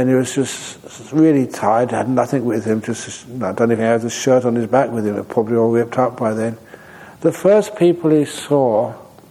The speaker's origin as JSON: {"language": "English", "country": "Australia", "also_born_or_lived": "Perth", "said": "I'm Australian."}